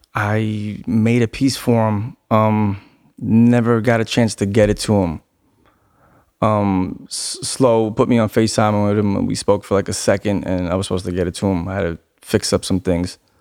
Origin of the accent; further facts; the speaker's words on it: New York City, New York, United States; Born and raised in Queens